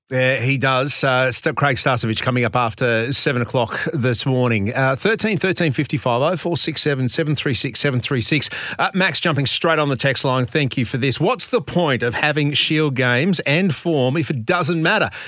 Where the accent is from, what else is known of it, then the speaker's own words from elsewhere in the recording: Queensland, Australia; As a Queenslander